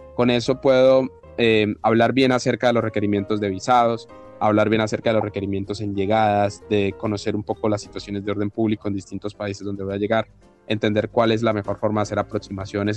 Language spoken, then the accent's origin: Spanish; Colombia; como colombianos